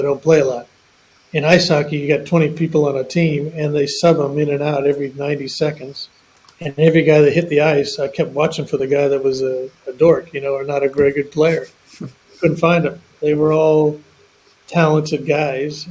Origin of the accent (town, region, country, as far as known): Oakland, California, United States; born or raised there; moved away as an adult; now in Australia